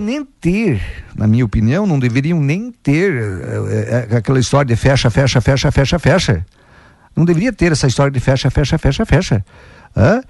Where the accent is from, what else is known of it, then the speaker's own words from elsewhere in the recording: São Marcos, near Santa Cecília do Sul, Rio Grande do Sul, Brazil; also born or lived in Água Santa, Rio Grande do Sul; eu me criei ali em São Marcos e estudei na escola de Santa Cecília